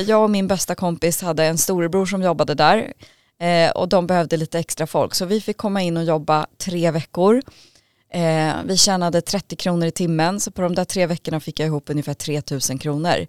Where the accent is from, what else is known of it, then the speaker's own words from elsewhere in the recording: Vallentuna, Stockholm County, Sweden; kom till Sverige som fyraåring med min familj och vi fick då komma till Vallentuna och blev placerade där och så småningom så, så växte vi upp